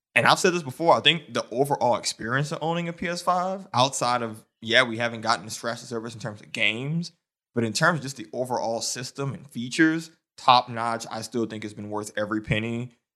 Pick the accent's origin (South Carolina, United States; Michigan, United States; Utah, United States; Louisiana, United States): Louisiana, United States; New Orleans; moved away as an adult; now in Detroit, United States; I'm from New Orleans. I've lived there my entire life.